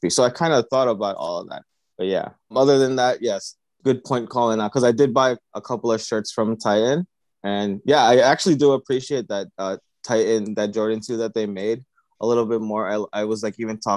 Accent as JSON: {"language": "English", "country": "Philippines", "said": "I'm from the Philippines"}